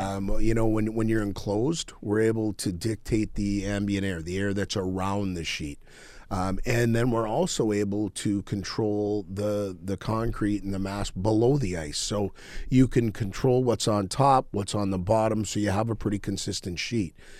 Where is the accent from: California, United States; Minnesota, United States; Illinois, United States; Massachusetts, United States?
Minnesota, United States; Crookston; I grew up in Crookston, Minnesota